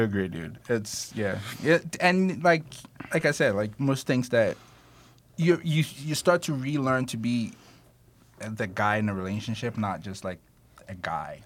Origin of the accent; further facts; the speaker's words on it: Ghana; I'm Ghanaian